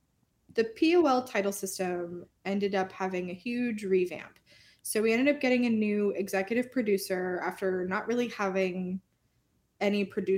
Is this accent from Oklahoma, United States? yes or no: yes; Oklahoma, United States; born there; also born or lived in Minnesota / Texas; so I was born in Oklahoma and like we were literally went through like the timeline of our life. And like we lived in Oklahoma at the same time. We lived in Minnesota at the same time.